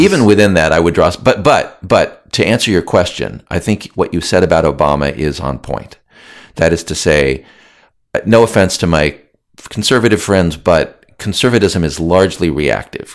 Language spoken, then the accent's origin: English; United States; I was born in the United States